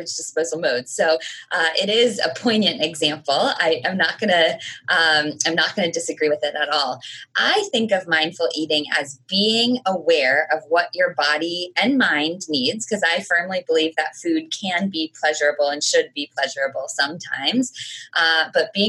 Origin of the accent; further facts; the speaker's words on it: United States; I am American